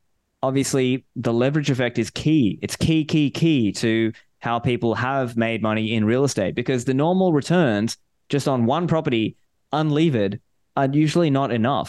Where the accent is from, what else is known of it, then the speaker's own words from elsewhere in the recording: Sydney, New South Wales, Australia; also born or lived in Sri Lanka; So I was born in Sri Lanka. Okay. But I was raised in Australia. So I was raised in Sydney, Australia. So I'm an Australian citizen.